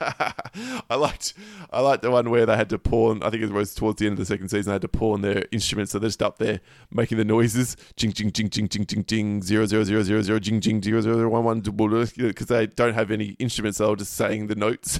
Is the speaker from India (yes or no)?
no; Australia; the reason I'm Australian is my grandfather was Polish and met my grandmother, who's German, at the end of the war, and no one would accept them over there, so they had to move, immigrate to Australia